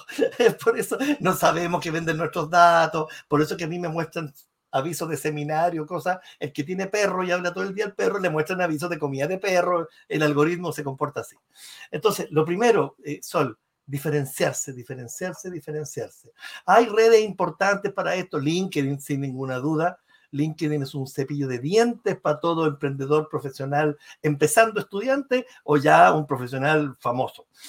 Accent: Chile; also born or lived in Rochester, New York, United States; soy publicista, soy chileno

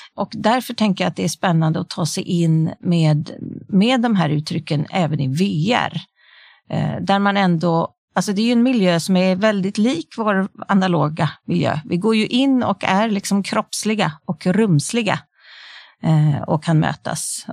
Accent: Sweden; vi har hemma i Sverige

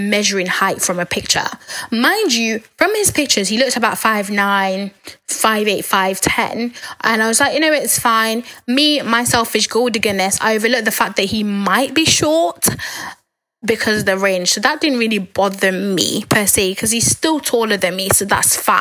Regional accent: Nigeria; We're both Nigerian

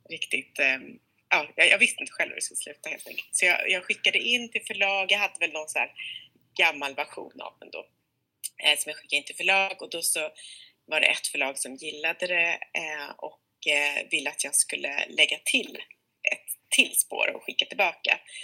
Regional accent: Sweden; now in Stockholm, Sweden; jag är själv svensk-amerikan, men uppvuxen i Sverige

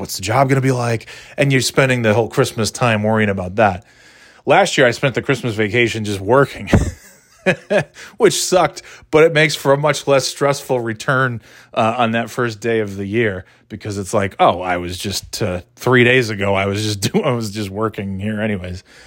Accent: New York, United States; now in Nashua, United States; where I grew up in New York is nowhere near any, uh, ocean

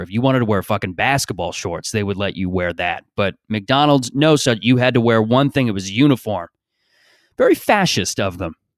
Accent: Canada; I grew up in Canada

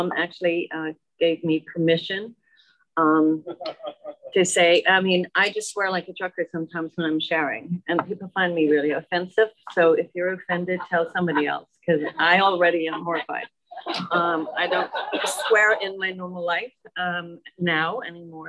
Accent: Dublin, Leinster, Ireland; moved away as an adult; also born or lived in Germany; now in United States; I'm from Dublin, Ireland

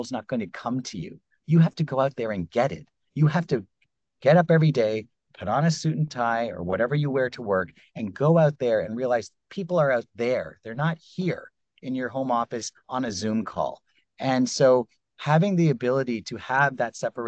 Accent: Canada; I grew up in Canada

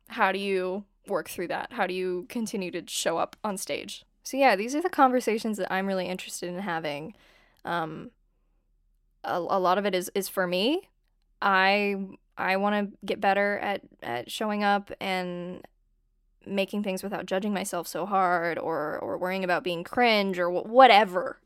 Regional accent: San Diego, California, United States; moved away as an adult; now in Los Angeles, United States; I grew up in San Diego, California, and I live in LA now.

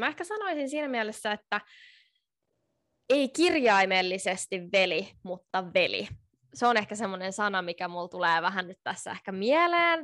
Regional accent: Finland; moved away as an adult; now in Tallinn, Estonia; mä oon Suomesta ja mä opiskelen täällä Tallinnassa

